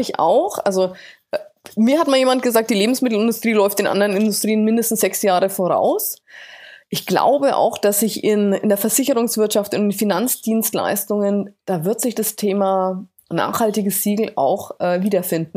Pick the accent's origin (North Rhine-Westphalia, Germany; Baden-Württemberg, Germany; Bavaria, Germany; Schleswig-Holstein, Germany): Bavaria, Germany; Bamberg; Bamberg gewesen, hier so meiner äh, Heimatstadt